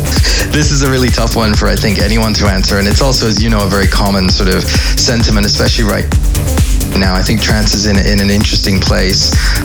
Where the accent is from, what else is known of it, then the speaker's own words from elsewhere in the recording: Canada; also born or lived in United Kingdom / United States; now in Amsterdam, Netherlands; But I'm, you know, I'm British by birth. I would say Canadian by how I was raised. But for now, Amsterdam.